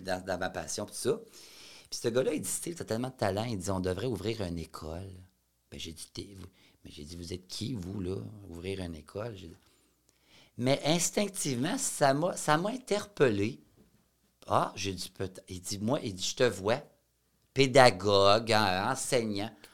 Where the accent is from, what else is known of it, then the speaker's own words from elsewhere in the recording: Shawinigan, Quebec, Canada; je venais de Shawinigan